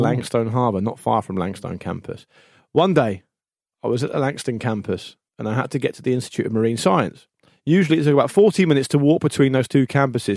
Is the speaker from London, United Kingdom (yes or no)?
no; Gosport, South East England, United Kingdom; also born or lived in Portsmouth; I was born in Portsmouth, but I grew up in Gosport